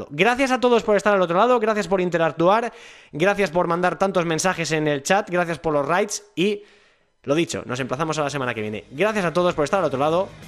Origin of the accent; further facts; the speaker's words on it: Las Rozas de Madrid, Community of Madrid, Spain; el equipo de mi pueblo, de mi ciudad, Las Rozas